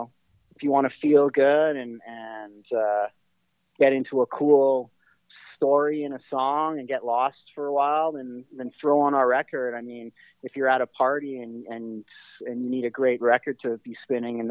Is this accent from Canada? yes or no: yes; Winnipeg, Manitoba, Canada; being from Winnipeg